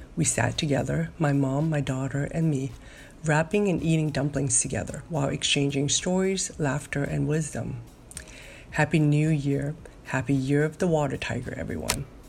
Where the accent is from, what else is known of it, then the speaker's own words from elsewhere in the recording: Hong Kong; moved away; As a child growing up in Hong Kong